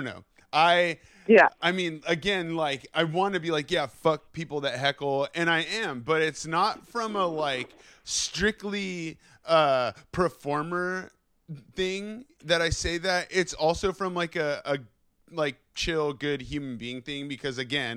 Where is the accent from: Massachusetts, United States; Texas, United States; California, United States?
California, United States; Bay Area; I grew up in the Bay Area